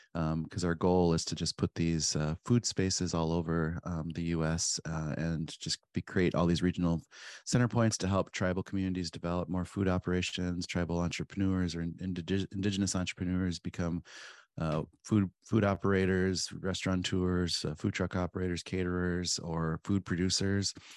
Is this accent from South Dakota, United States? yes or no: yes; Pine Ridge, South Dakota, United States; moved away; I grew up on Pine Ridge in South Dakota